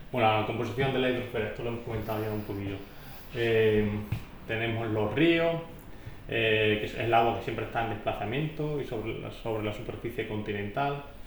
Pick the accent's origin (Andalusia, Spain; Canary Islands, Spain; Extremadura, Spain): Extremadura, Spain; Calamonte; yo soy de Calamonte, mi, madre recuerda cuando se puso el agua corriente en el pueblo